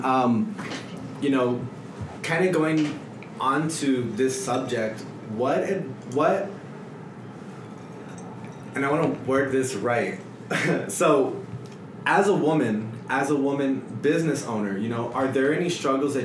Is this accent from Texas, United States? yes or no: yes; El Paso, Texas, United States; also born or lived in Florida; I'm from El Paso